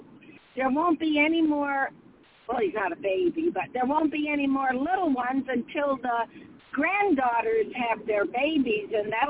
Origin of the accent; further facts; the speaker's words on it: Owego, New York, United States; my hometown, which is Owego